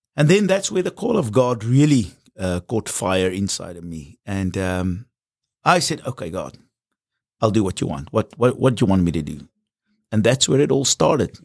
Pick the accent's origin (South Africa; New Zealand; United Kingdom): South Africa; I'm from South Africa